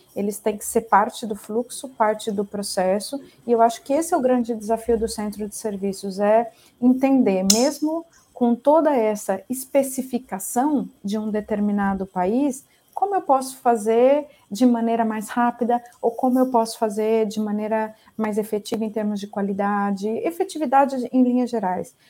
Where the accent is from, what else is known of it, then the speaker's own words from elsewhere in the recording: Ribeirão Preto, São Paulo, Brazil; Eu sou né, brasileira, sou natural de Ribeirão Preto